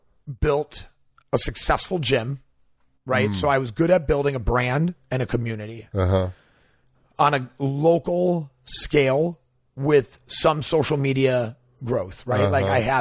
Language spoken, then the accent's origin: English; Milwaukee, Wisconsin, United States; moved away as an adult; also born or lived in Los Angeles / Austin; I grew up in Milwaukee, Wisconsin